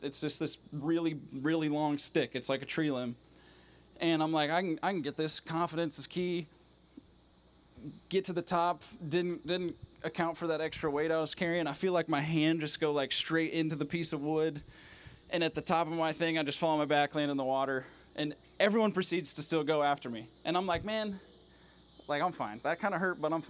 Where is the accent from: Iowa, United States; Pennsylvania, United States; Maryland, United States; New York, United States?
Iowa, United States; moved away as an adult; I'm from Iowa